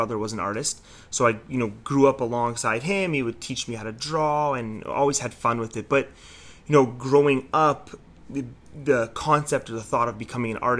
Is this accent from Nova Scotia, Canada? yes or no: no; Toronto, Ontario, Canada; born and raised in Toronto. Grew up here. Grew up in North York area